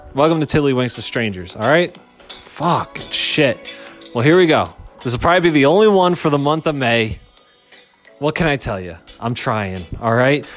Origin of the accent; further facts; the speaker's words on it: Philadelphia, Pennsylvania, United States; my hometown, Philadelphia